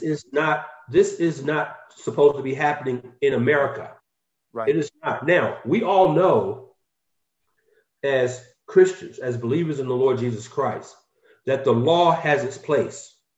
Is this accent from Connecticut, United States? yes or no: no; Atlanta, Georgia, United States; moved away as an adult; now in Valencia, United States; I'm a, a native of Atlanta, Georgia.